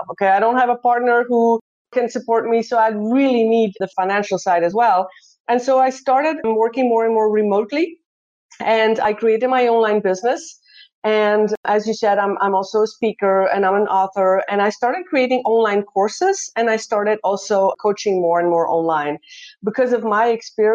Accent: Belgium; moved away as an adult; also born or lived in Netherlands; now in Brisbane, Australia; I'm originally born and raised in Belgium

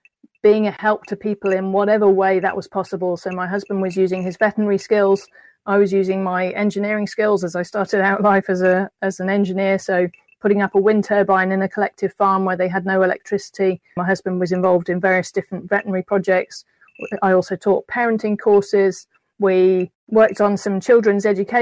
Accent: United Kingdom; moved away as an adult; as a Brit

